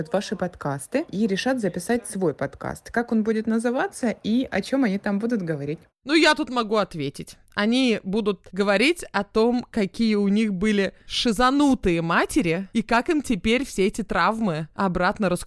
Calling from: Kharkiv, Kharkiv Oblast, Ukraine; я из Харькова.

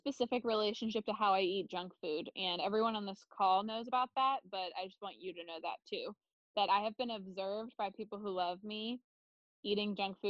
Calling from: California, United States; I use pronouns like she and her. I'm calling in from Ohlone Land in Silicon Valley

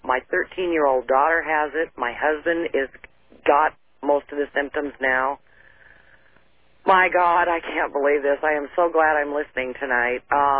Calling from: Spokane, Washington, United States; I'm from Spokane, Washington.

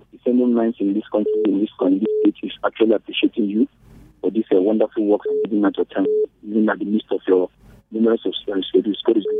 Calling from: Nigeria; I'm calling from Nigeria.

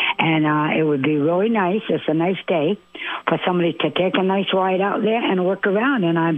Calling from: Essex Junction, Vermont, United States; Yes, I'm calling from Essex Junction.

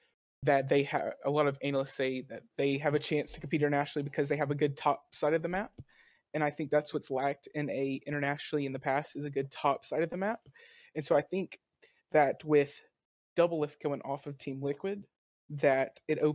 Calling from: Birmingham, Alabama, United States; Birmingham, Alabama.

